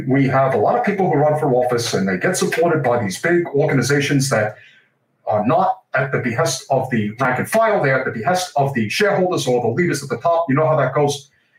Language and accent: English; New York, United States; My home state of New York is going to be voting, as is the state of Florida.